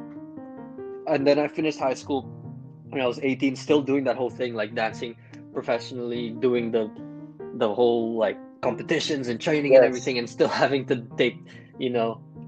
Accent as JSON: {"language": "English", "country": "Philippines", "tie": "born or raised there", "said": "growing up in the Philippines"}